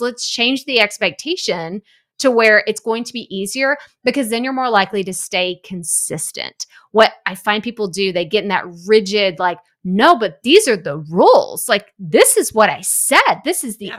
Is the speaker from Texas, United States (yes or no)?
yes; East Texas, United States; now in Houston, United States; I'm from East Texas